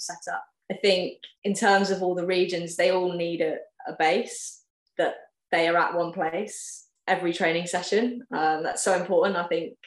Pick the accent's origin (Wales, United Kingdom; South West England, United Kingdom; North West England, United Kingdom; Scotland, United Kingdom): South West England, United Kingdom; West Country; moved away as an adult; I'm from the West Country. It's somewhere I'm really passionate about the cricket because I obviously grew up playing there